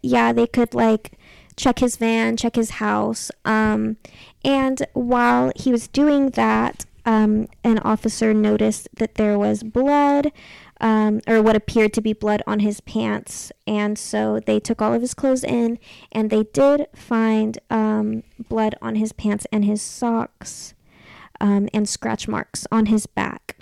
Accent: Texas, United States; also born or lived in Kentucky; I guess I did grow up in Texas, but I was born in Kentucky

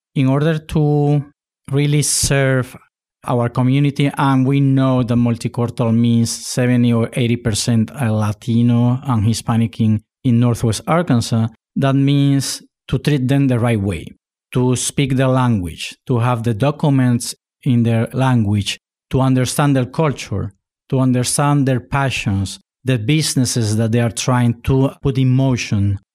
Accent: Spain; also born or lived in Puerto Rico; now in United States; I was born in Puerto Rico. My father is Spaniard, and I was raised in Spain.

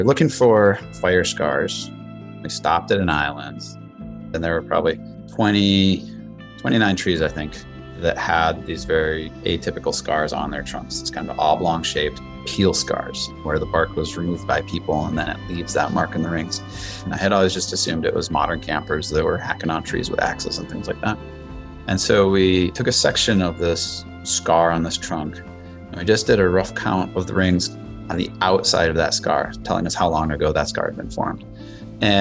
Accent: Minnesota, United States; I grew up in Minnesota, went to the Boundary Waters my whole life

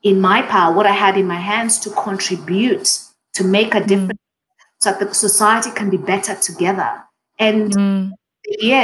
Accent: Kenya; first language Swahili; English is a second language; moved away as an adult; now in Australia; as a Kenyan Australian

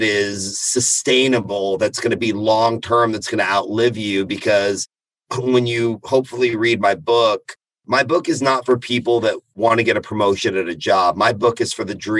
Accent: Austin, Texas, United States; being an Iranian American, I'm a first generation American. Born and raised in Austin, Texas, lived up and down the I-35 corridor.

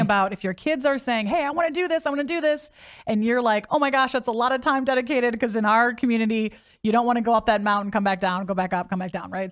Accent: Midwest, United States; I grew up in the Midwest

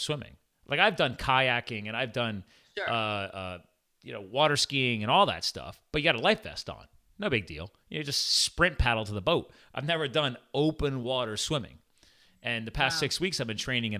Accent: Pennsylvania, United States; born or raised there; also born or lived in New Jersey

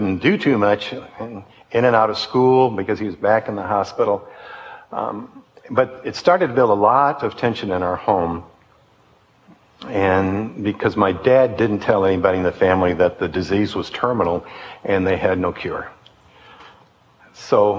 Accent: Detroit, Michigan, United States; I grew up in Detroit

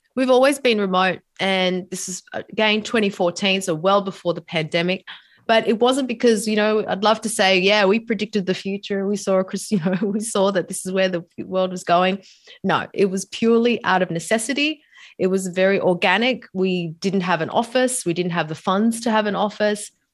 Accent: Sydney, New South Wales, Australia; moved away as an adult; also born or lived in New York / San Diego; now in Sydney, Australia; back home in Sydney, my hometown.

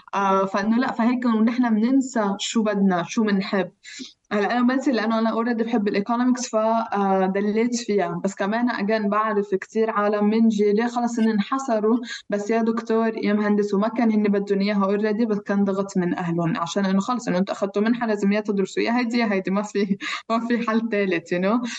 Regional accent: Lebanon; accent: Palestinian; moved away as an adult; also born or lived in London; now in Geneva, Switzerland; انا لاجئه فلسطينيه من لبنان

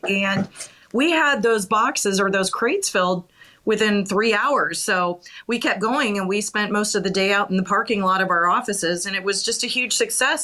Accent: Bozeman, Montana, United States; I'm from Bozeman. So, um, oh. yeah, I'm a Bobcat girl.

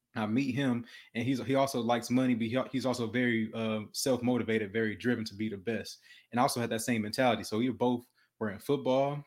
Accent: Detroit, Michigan, United States; moved away; also born or lived in Houston, Texas; I was born in Detroit, Michigan

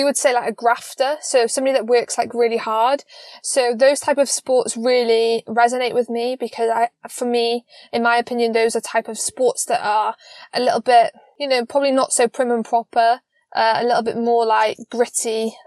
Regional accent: Wales, United Kingdom; moved away as an adult; now in Poland; Like you say, I'm from Wales, from the UK, and basically around COVID times, my coach was offered the job as Polish national coach. And I then therefore had to move to Poland.

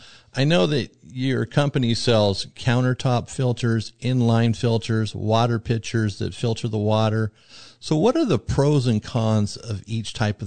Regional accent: Arizona, United States; I'm from Arizona where water's, you know, a tremendous problem.

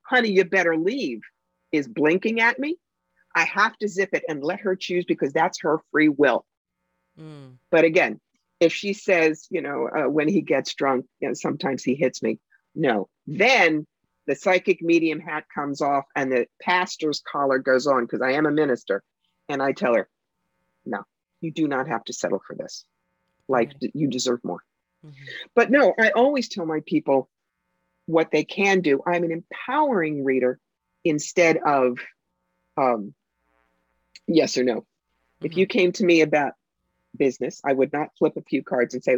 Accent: New York City, New York, United States; I'm a New Yorker. I talk fast

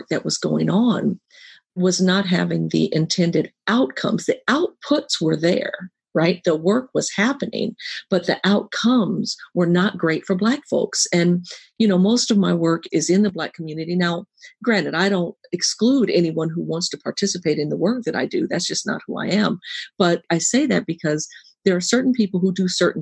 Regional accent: San Francisco, California, United States; I was born and raised in San Francisco

